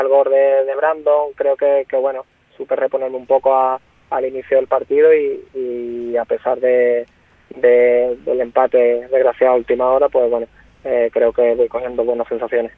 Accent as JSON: {"language": "Spanish", "town": "Cádiz", "region": "Andalusia", "country": "Spain", "tie": "born or raised there", "also_born_or_lived": "Puerto Real", "lives_now": "Benalmádena, Spain", "said": "yo como andaluz que soy"}